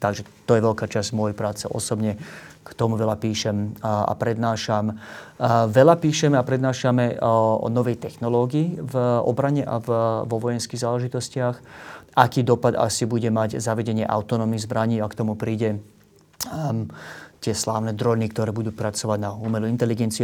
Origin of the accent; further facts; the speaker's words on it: Slovakia; ako Slovák